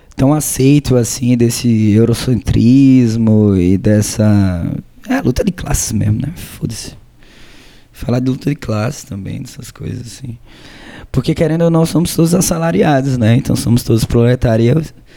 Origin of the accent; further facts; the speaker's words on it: Maceió, Alagoas, Brazil; a gente é de Maceió, Lagoas